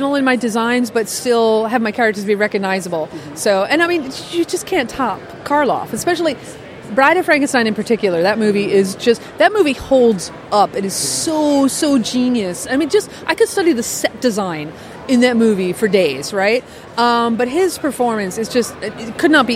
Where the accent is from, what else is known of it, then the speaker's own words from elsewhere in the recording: New York, United States; I grew up watching those on, like, PBS growing up in New York.